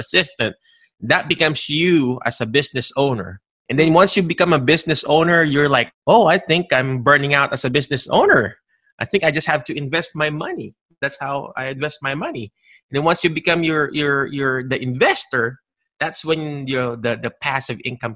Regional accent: Philippines; we grew up in the Philippines

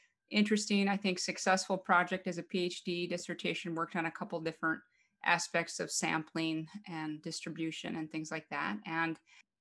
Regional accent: Western North Dakota, United States; moved away as an adult; also born or lived in Fargo, North Dakota; I'm from a very small town in Western North Dakota, and I didn't grow up on a farm, but it was very rural type community.

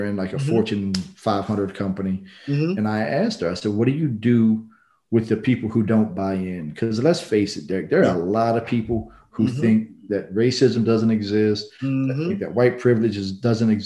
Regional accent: Norfolk, Virginia, United States; also born or lived in New Orleans, Louisiana; now in Houston, United States; I grew up in Norfolk, Virginia, in a diverse neighborhood

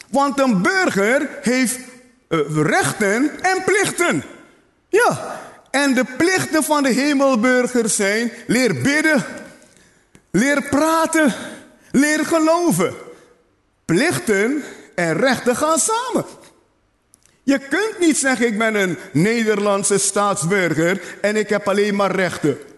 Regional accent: Netherlands; Zie je, ik ben een Nederlander. Ik word geen Nederlander. Ik ben een Nederlander.

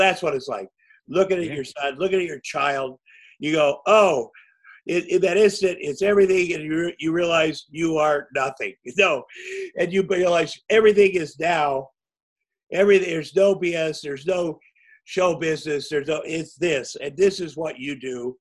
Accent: Iowa, United States; moved away; when I grew up in Iowa

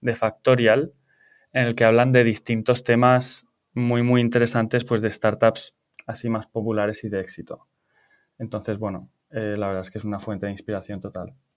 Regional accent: Pamplona, Navarre, Spain; moved away as an adult; also born or lived in Valencia / London; yo soy de Pamplona, pero me vine a Valencia para estudiar la carrera

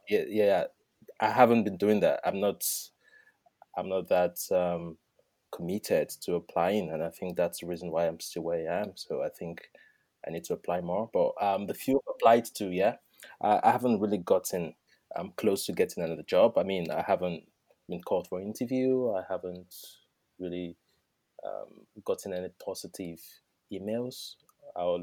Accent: Nigeria; moved away as an adult; also born or lived in United Kingdom; now in Dublin, Ireland; I'm originally from Nigeria

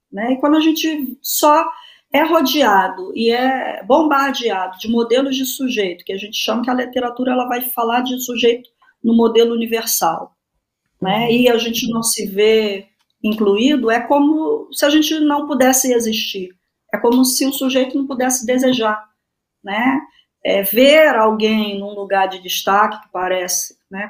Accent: São Gonçalo, Rio de Janeiro, Brazil; also born or lived in Niterói; Sou do Rio de Janeiro, da região metropolitana, nasci em Niterói, cresci em São Gonçalo

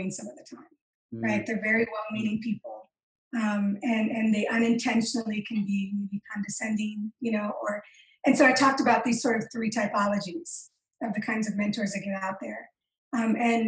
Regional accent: Michigan, United States; now in Utah, United States; I call myself a Michicana because I'm a Chicana from Michigan

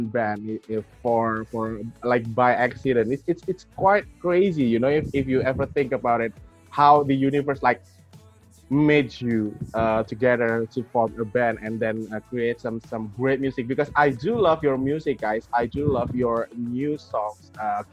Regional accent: Indonesia; I'm from Indonesia

